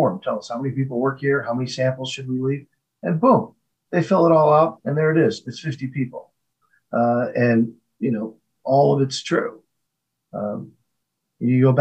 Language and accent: English; Flint, Michigan, United States; growing up in Flint, Michigan